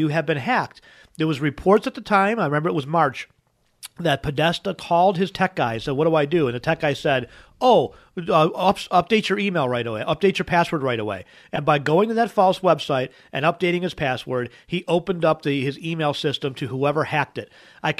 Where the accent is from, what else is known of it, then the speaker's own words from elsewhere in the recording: United States; and foremost, I'm American.